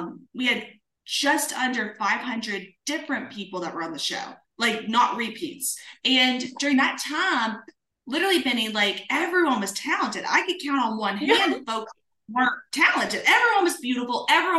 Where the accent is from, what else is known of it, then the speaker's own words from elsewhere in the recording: Springfield, Kentucky, United States; moved away as an adult; now in Nashville, United States; I grew up in a small town in Kentucky. It's called Springfield, Kentucky, right outside of Bardstown